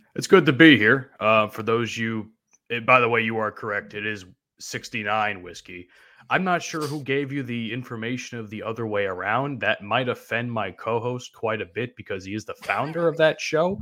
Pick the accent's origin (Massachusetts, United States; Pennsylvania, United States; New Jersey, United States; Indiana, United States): New Jersey, United States; I'm from New Jersey